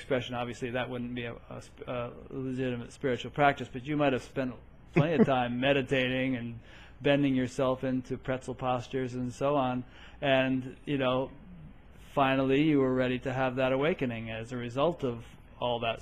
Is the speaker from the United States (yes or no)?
yes; Connecticut, United States; I grew up in Connecticut, you know, not too far from New York City.